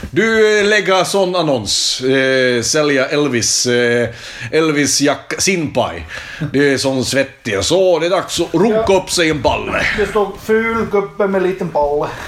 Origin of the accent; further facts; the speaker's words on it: Stockholm, Stockholm County, Sweden; Jag kommer från Stockholm, låter som en gammal bänkalkis.